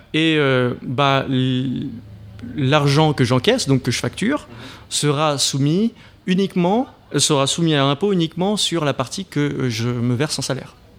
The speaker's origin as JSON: {"language": "French", "town": "Marseille", "region": "Provence-Alpes-Côte d'Azur", "country": "France", "moved": "yes", "lives_now": "Paris, France", "said": "je suis français, je suis parisien enfin, marseillais de base"}